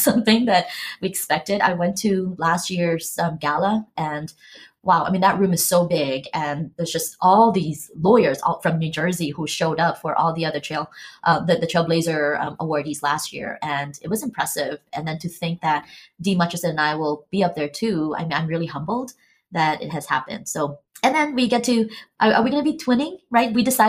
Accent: Philippines; born there; I grew up in a small island. I was born in the Philippines, but I grew up in a small island.

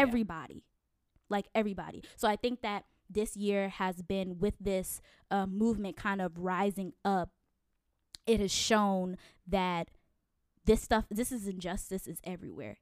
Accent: Connecticut, United States; moved away; I'm originally from Connecticut.

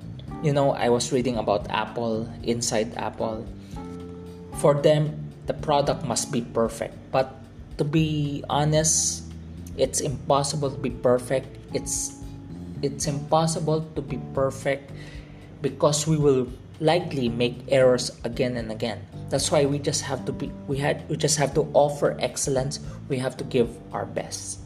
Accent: Philippines; I am a Chinese Filipino. I am born in the Philippines as a Filipino

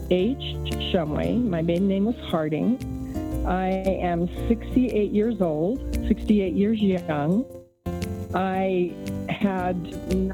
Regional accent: Santiago, Santiago Metropolitan Region, Chile; Yeah, a fun fact is that I grew up in Santiago, Chile for for uh, about six years. I'm fluent in Spanish

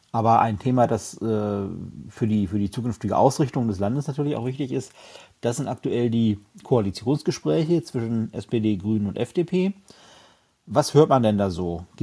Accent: Lower Saxony, Germany; die wichtigste Frage gleich mal vorab, auf welchem Platz ist denn meine Heimat Niedersachsen gelandet?

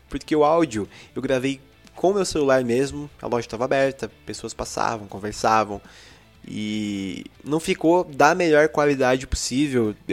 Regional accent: Araraquara, São Paulo, Brazil; Sou de Araraquara.

